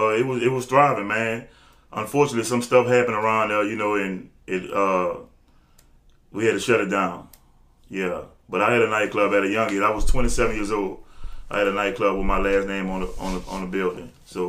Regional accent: New Orleans, Louisiana, United States; I'm from New Orleans, the Ninth Ward.

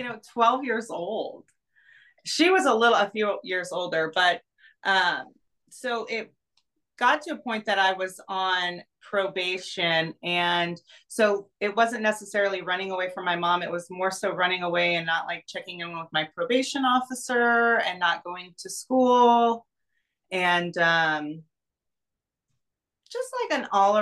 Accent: Reno, Nevada, United States; I grew up in Reno, Nevada

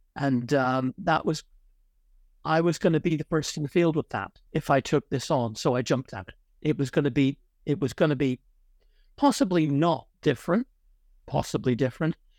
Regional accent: Ireland; moved away; also born or lived in Connecticut, United States / Oxford, United Kingdom; I'm Irish. I was largely brought up in Ireland

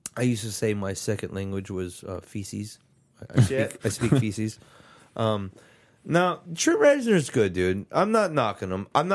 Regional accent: San Antonio, Texas, United States; we're from San Antonio, so from here we say híjole.

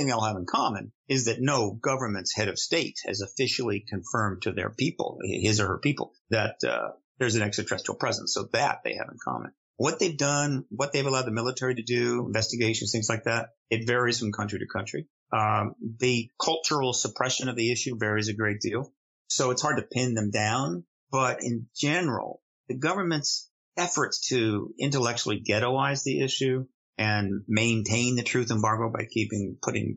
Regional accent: United States; also born or lived in London; I'm an American, and I've been based in America in the same American address for 23 years

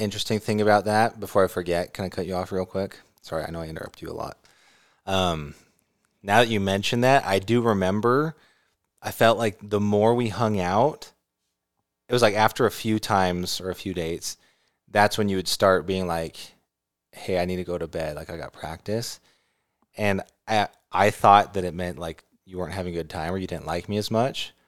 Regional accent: California, United States; living in California

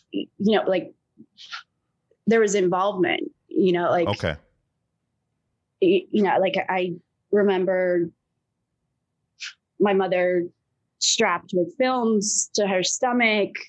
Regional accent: England, United Kingdom; born there; I grew up all over the place. So um, I mean, I was born in England. My father's British, my mother's American

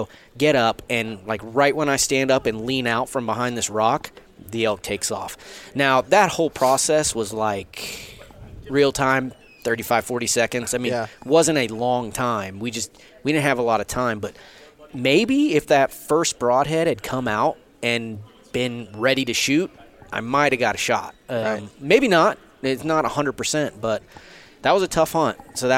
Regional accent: Southeast, United States; I grew up in the Southeast. Your chances of shooting a Pope and Young animal where you hunt in North Alabama, they're there.

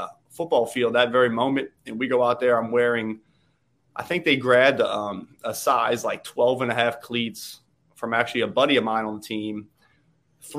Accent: New Orleans, Louisiana, United States; moved away as an adult; now in Southern California, United States; Born and raised in New Orleans, Louisiana.

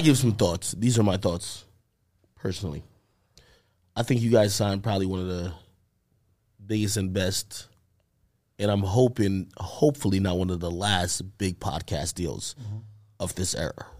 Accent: Jamaica; I'm Jamaican

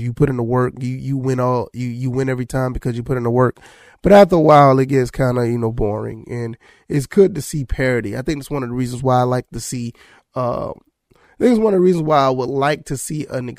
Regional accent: Savannah, Georgia, United States; I grew up in South Georgia, well, Savannah, Georgia, and I've always been a fan of Georgia Southern.

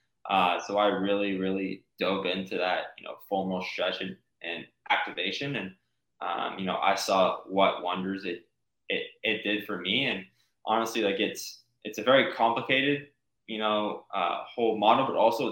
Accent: Chandler, Arizona, United States; I grew up in Chandler, Arizona.

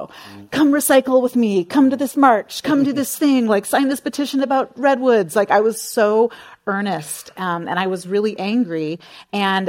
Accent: San Jose, California, United States; I grew up in San Jose

